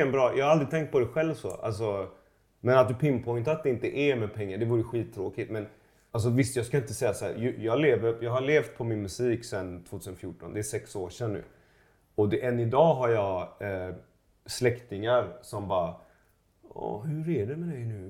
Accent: Gothenburg, Västra Götaland, Sweden; also born or lived in Iran; jag växte upp i, i, i Göteborg. I, i, i Pennygången i Högsbo

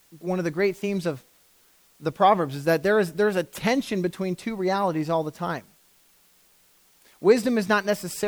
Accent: Canada; we're so Canadian

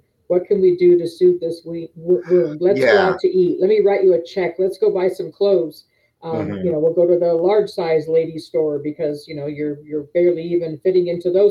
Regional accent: Southern California, United States; moved away as an adult; also born or lived in Las Vegas, Nevada; now in Pueblo, United States; I was born and raised in California

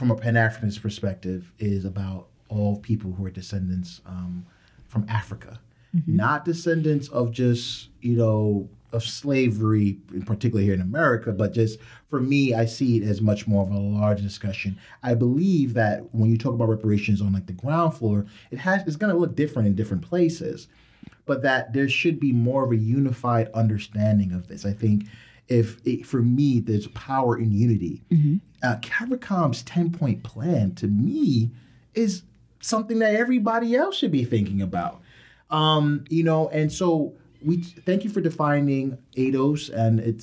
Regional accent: Jamaica; now in United States

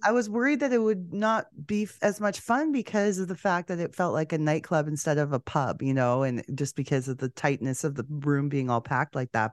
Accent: Canada; three degrees Celsius warmer in my hometown in Canada than it was in Miami

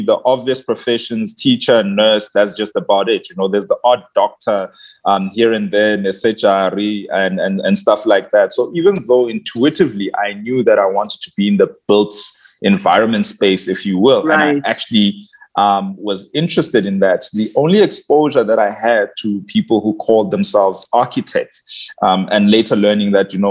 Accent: Barberton, Mpumalanga, South Africa; also born or lived in Schoemansdal; I come from Mpumalanga, Naspoort

